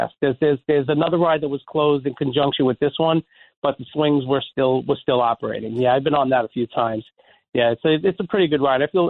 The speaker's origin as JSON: {"language": "English", "town": "New York City", "region": "New York", "country": "United States", "moved": "yes", "lives_now": "Florida, United States", "said": "I'm from Brooklyn originally"}